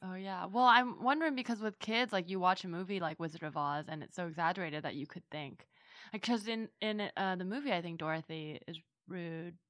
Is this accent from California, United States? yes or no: yes; Bay Area, California, United States; growing up in the Bay Area